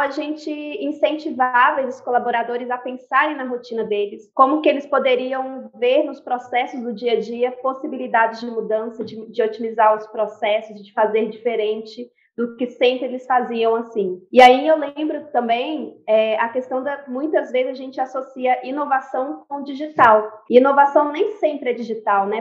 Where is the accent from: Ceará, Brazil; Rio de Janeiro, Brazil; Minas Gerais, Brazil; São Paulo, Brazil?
Minas Gerais, Brazil; Itabirito; sou mineira de Tabirito